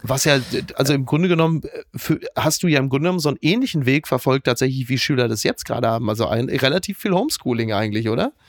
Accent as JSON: {"language": "German", "region": "North Rhine-Westphalia", "country": "Germany", "said": "ich komme aus NRW, ich weiß, was es bedeutet, ein absolut ja, ja. wertloses Abitur Abitur zu haben"}